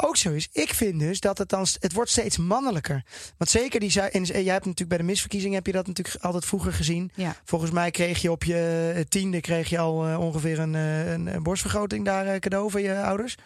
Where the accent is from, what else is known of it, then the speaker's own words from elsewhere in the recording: Netherlands; ik als Nederlander